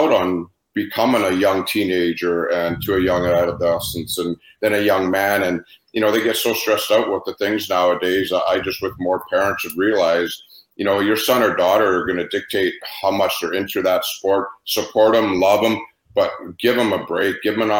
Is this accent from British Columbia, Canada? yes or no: yes; Vernon, British Columbia, Canada; I remember growing up in Vernon